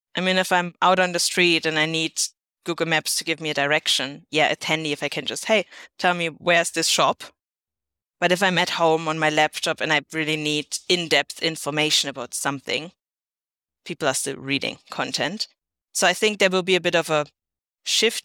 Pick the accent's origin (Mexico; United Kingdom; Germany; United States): Germany; not my home country, Germany